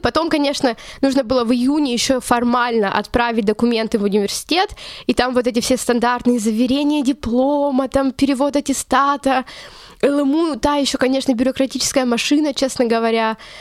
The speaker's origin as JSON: {"language": "Russian", "town": "Chelyabinsk", "region": "Chelyabinsk Oblast", "country": "Russia", "tie": "born or raised there", "also_born_or_lived": "Saint Petersburg", "moved": "as an adult", "lives_now": "Munich, Germany", "said": "Я вообще сама из Челябинска, я выросла там, школу закончила"}